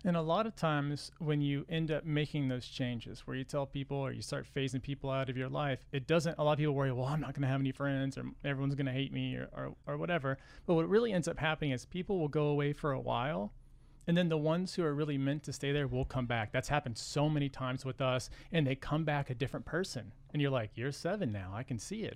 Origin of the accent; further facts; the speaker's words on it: Texas, United States; We're from Texas